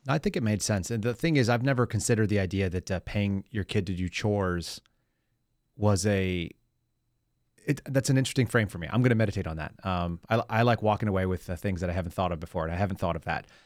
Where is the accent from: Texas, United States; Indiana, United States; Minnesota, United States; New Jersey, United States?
Texas, United States; also born or lived in California; I was born in California, moved here. My mom was born and raised in California, grew up, went to all the schools there. And so when she got to Texas, I was in third grade